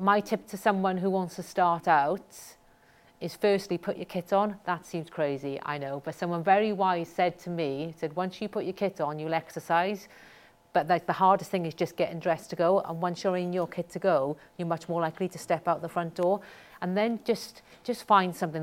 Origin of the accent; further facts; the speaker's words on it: Wales, United Kingdom; I'm very proud of where I'm from. I think it sets me apart. I think it makes me unusual, not unique, because there's 8 million people in Wales